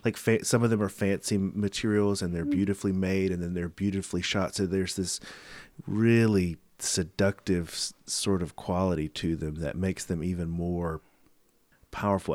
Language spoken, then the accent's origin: English; the South, United States; I'm from the South